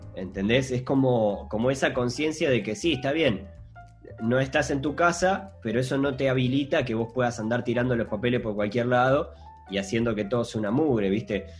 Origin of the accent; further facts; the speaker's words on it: Montevideo, Uruguay; nosotros somos montevideanos, nosotros vivimos en una ciudad